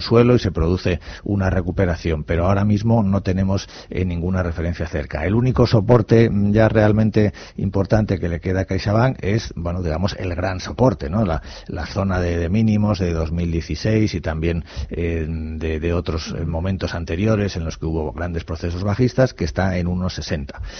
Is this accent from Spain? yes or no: yes; Basque Country, Spain; de Guipúzcoa.